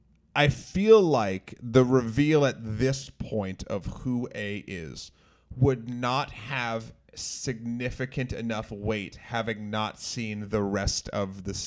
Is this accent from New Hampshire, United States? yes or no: yes; New Hampshire, United States; I'm from New England, I'm from New Hampshire.